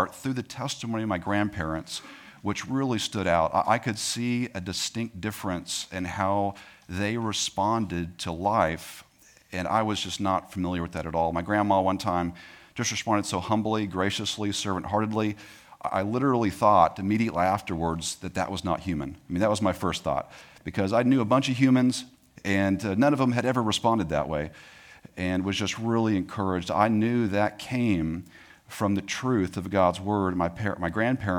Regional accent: Tyler, Texas, United States; I was born in East Texas, if you guys know where Tyler is. That's where I was born and raised for the most part.

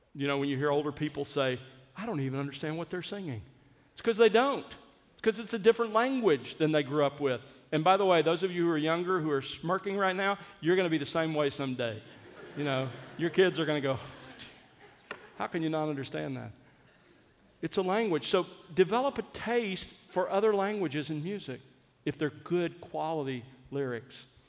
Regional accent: South Alabama, United States; I grew up in South Alabama

